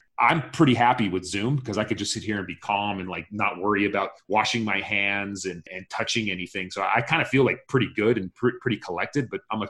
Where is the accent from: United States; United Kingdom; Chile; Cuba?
United States; as a Jordanian, my parents were born in Jordan. I was born here in the United States